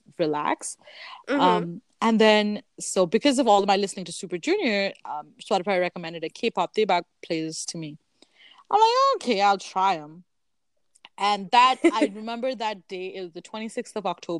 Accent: central Canada, Canada; we're Canadian, we're in Canada

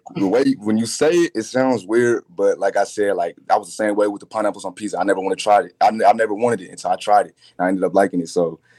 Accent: Ohio, United States; I grew up in Ohio.

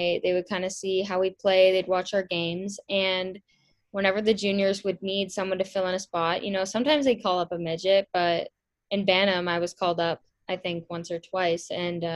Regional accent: Milton, Ontario, Canada; I grew up in Milton, Ontario, and I still live there

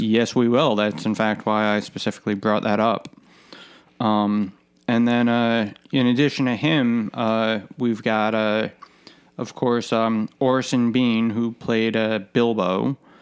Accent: United States; being American

